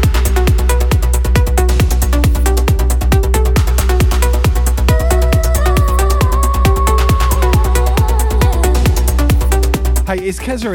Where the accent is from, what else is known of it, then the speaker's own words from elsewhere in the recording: Southampton, South East England, United Kingdom; moved away as an adult; also born or lived in Northampton; now in Brisbane, Australia; I'm from Southampton originally, and I lived in Northampton for a while.